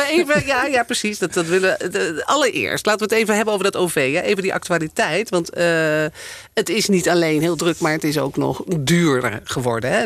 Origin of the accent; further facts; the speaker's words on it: Amsterdam, North Holland, Netherlands; ik als Amsterdammer